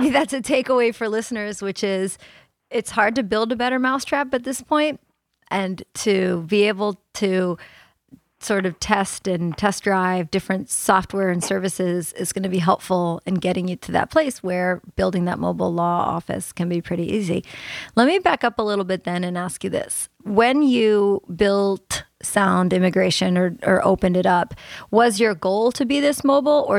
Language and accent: English; the South, United States; us Southerners down here